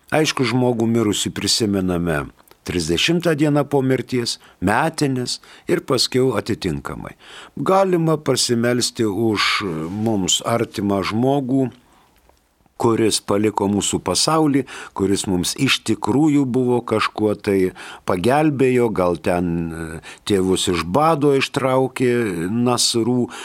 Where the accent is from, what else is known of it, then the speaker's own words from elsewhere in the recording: Lithuania; mes lietuviai nesakom Casparas, mes sakom Kasparas.